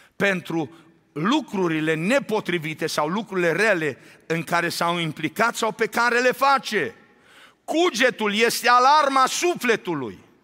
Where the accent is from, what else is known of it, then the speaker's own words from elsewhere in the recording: Romania; now in Arizona, United States; de când am plecat din țară